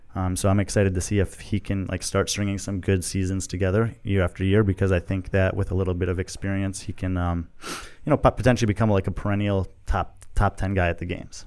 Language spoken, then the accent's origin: English; Chicago suburbs, Illinois, United States; moved away as an adult; also born or lived in Texas / Dominican Republic; grew up in Chicago suburbs